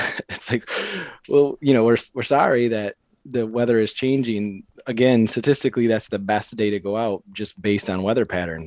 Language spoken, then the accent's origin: English; Cadillac, Michigan, United States; now in Grand Rapids, United States; I grew up in Cadillac, so an hour and a half north of Grand Rapids